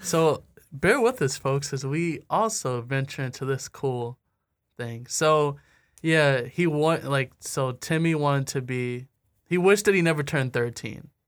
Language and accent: English; Anchor Bay, Michigan, United States; I'm from Anchor Bay